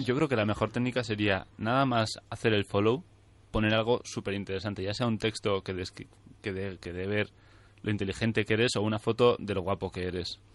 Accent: Navarre, Spain; aquí somos más de, sutil, de sutilezas en Navarra, en general en el norte de España

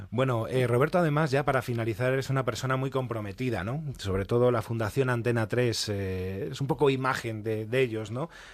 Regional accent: León, Castile and León, Spain; soy de León

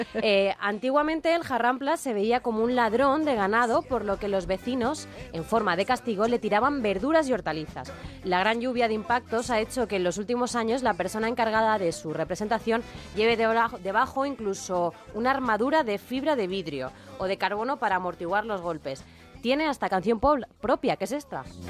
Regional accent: Spain; los españoles somos así un poco festeros

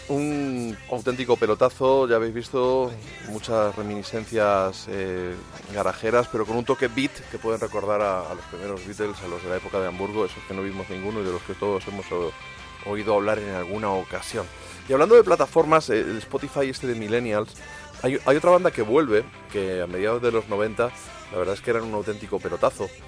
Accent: Spain; Voy a haber dicho Ramírez, que soy español

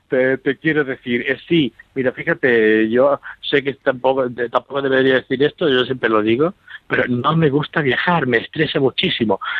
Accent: Manzanilla, Andalusia, Spain; moved away; los recuerdos de mi pueblo

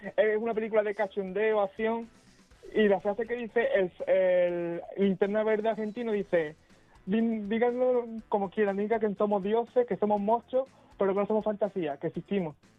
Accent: Rota, Andalusia, Spain; yo soy de otra, de donde estaba la base naval, donde estaban todos los militares

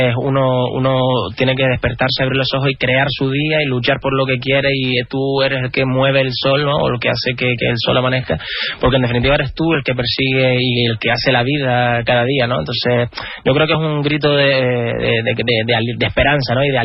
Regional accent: Canary Islands, Spain; nos sentimos muy afortunados de, vivir y de proceder de las afortunadas precisamente y valoramos mucho ser, ser canarios.

